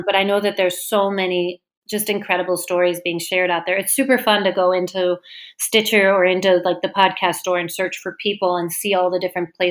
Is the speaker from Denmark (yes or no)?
yes; Denmark; moved away; I'm from Denmark